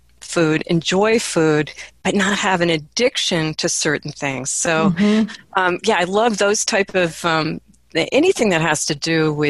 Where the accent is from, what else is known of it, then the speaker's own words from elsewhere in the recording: Midwest, United States; also born or lived in East Coast; I grew up in the Midwest mostly. I was born on the East Coast.